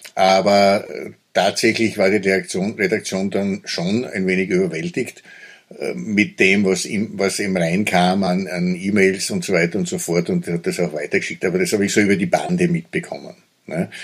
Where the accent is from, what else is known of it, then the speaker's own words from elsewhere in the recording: Köflach, Styria, Austria; in meiner Heimatstadt Köflach, das ist so eine äh, Industriestadt gewesen